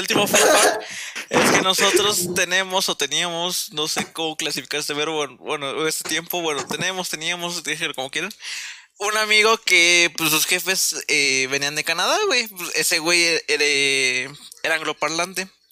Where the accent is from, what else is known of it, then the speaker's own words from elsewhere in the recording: central Mexico, Mexico; Nosotros somos parte céntrica de México